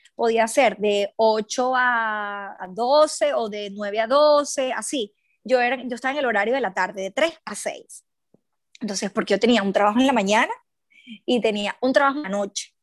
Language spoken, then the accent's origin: Spanish; Aragua, Venezuela; moved away as an adult; also born or lived in Caracas, Venezuela / London, United Kingdom; now in Brisbane, Australia; yo no soy de Caracas, soy de, de Aragua